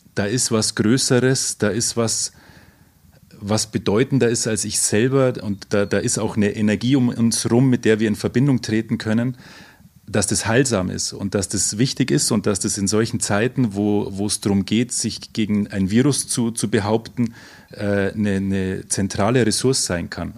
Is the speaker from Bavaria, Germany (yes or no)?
yes; Oberammergau, Bavaria, Germany; Ich komme aus Oberammergau